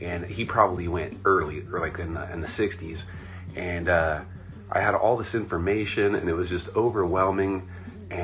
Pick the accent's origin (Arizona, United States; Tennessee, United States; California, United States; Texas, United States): California, United States; Anaheim; also born or lived in Irvine, California; I'm from Orange County. I was born in Anaheim, California